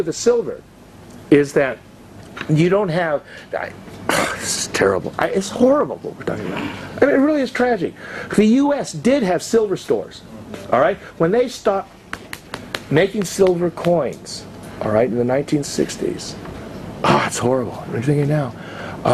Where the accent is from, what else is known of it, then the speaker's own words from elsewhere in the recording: United States; I'm an American. And I come to you from a country that is so different than the country I grew up in.